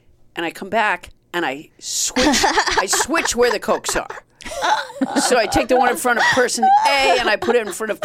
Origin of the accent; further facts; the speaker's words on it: Massachusetts, United States; also born or lived in Orlando, Florida; I was so homesick from Massachusetts that I came back